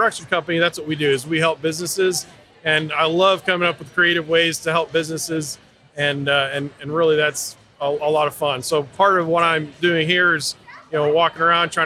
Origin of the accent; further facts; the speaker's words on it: Massachusetts, United States; moved away; I grew up in Massachusetts